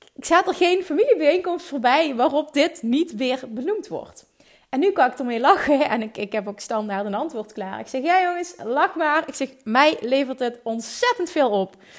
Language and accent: Dutch; Limburg, Netherlands; accent: Limburgish; mijn eigen Limburgse accent